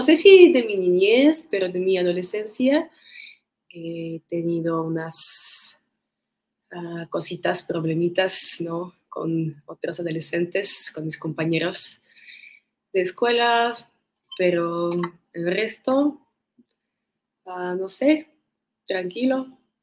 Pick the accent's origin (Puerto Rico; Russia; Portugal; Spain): Russia; Moscow; Spanish is a second language; also born or lived in Mykolaiv, Ukraine / India; now in Mexico; En un pueblo que se llama Nikolaev, pero mi familia se mudó a Moscú, pues conmigo, a Moscú, a Rusia, cuando yo tenía como 6, 7 añitos